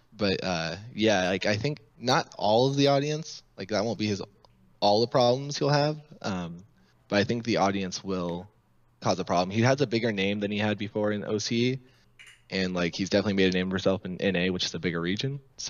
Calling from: Oklahoma City, Oklahoma, United States; Hey, I'm calling from Oklahoma City.

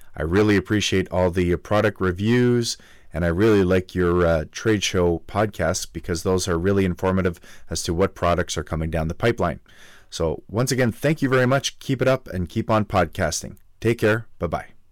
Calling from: Halifax, Nova Scotia, Canada; I'm calling from Halifax, Nova Scotia, Canada

